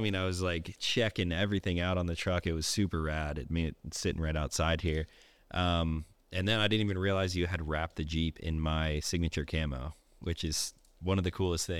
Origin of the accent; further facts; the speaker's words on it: Pennsylvania, United States; I grew up in Eastern Pennsylvania, north of Philadelphia, about an hour and a half, kind of in a pretty rural area, similar to this, like very small town.